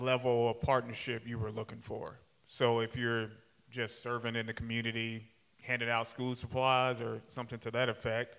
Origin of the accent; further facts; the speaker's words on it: Sikeston, Missouri, United States; moved away as an adult; I was born and raised in Sykeston, so my yeah. first 18 years of my life was Sykeston. I was yeah. gone for about, let's say, 20 years